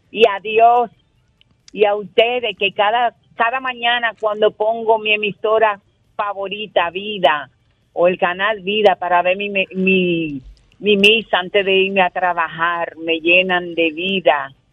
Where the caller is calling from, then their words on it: Luperón, Puerto Plata, Dominican Republic; Yo soy de sector de la Estancia, Luperón